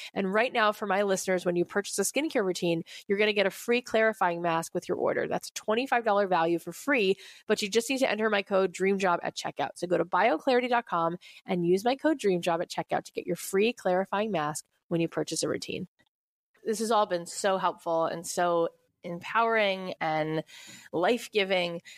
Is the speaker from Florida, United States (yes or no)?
yes; Florida, United States; now in Los Angeles, United States; I grew up in Florida and now living